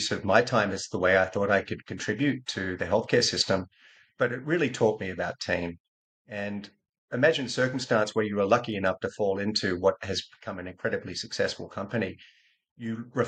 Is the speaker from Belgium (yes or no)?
no; Australia; moved away as an adult; also born or lived in California; I'm Australian born, Australian educated